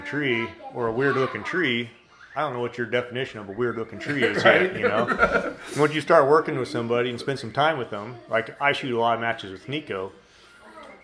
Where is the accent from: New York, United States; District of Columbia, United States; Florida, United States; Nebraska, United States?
Nebraska, United States; moved away; I grew up in Nebraska